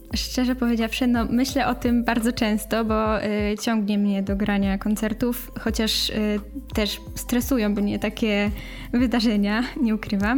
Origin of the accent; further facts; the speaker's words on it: Cieszyn, Silesian Voivodeship, Poland; ja jestem z Cieszyna